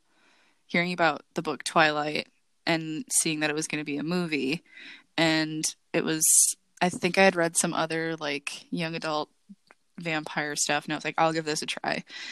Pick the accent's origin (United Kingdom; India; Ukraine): United Kingdom; England; as a English white person